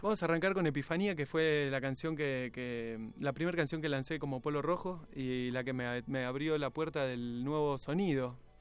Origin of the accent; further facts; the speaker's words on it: Salto, Buenos Aires Province, Argentina; moved away as an adult; now in Buenos Aires, Argentina; Yo vivo en, Buenos Aires, pero soy de Salto. Nací en Salto y vivo en Buenos Aires hace como 17 años